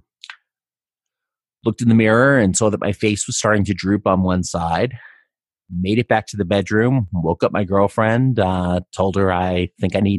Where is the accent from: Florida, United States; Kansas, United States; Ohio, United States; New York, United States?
New York, United States; New York City; moved away as an adult; also born or lived in Helena, Montana / Boise, Idaho; now in Seattle, United States; I grew up in New York City